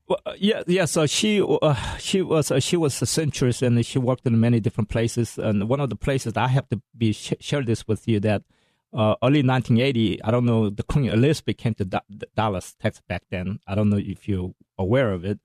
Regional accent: South Korea; now in United States; i'm american first and korean second

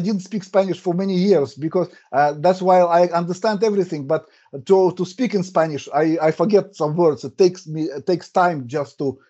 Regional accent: Russia; first language Russian; English is a second language; My streams also in Russian, because as I said, my native language is Russian.

